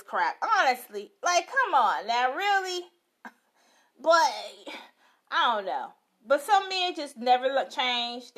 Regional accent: Chicago, Illinois, United States; I'm live from Chicago, like always. Chi-town. So sweet. Yes, I am from it.

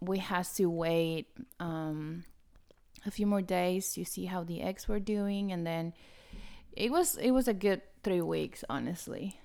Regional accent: Argentina; moved away; I'm from Argentina

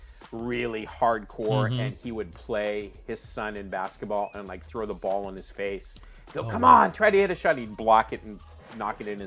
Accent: San Francisco Bay Area, California, United States; I grew up in the San Francisco Bay Area

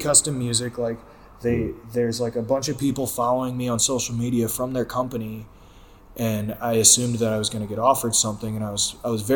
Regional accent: St. Louis, Missouri, United States; St. Louis, which is my hometown

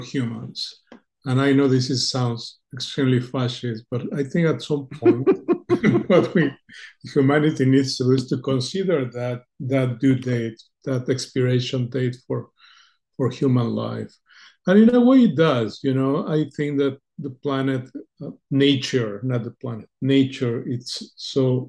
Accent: Mexico; English is a second language; moved away as an adult; also born or lived in United States / Argentina; growing up in Mexico

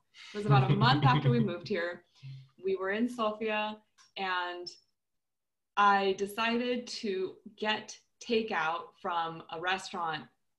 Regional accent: United States; now in Bulgaria; I'm Chinese American, so I don't look very Bulgarian.

